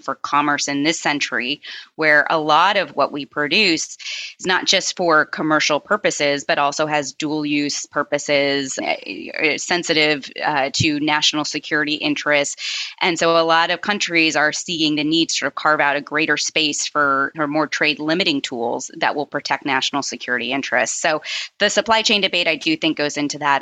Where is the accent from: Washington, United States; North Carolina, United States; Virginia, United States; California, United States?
Washington, United States; Seattle; moved away; I grew up in Seattle